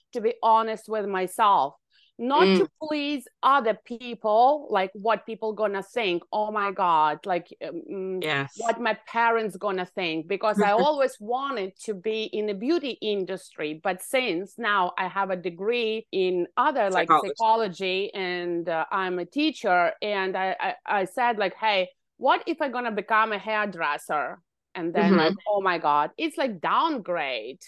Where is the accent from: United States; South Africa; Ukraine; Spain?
Ukraine; moved away as an adult; now in Canada; I was born in Ukraine and I finished university